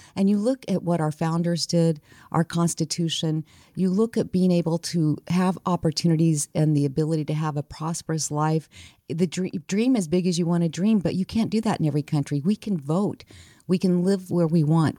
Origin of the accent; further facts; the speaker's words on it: New Mexico, United States; I grew up, born and raised in New Mexico